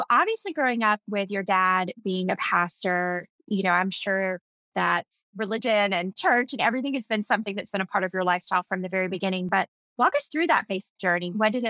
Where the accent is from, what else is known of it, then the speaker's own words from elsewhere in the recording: Tampa, Florida, United States; But I grew up in Tampa, Florida. My dad is a pastor here, and I had a really wonderful childhood. I love being from Florida.